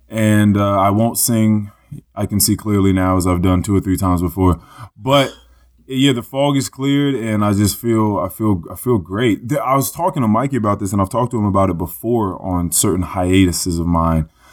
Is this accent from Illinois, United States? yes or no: no; Manassas, Virginia, United States; I'm from Manassas. It's like, oh, is it Virginia? It's like, yeah, out Northern Virginia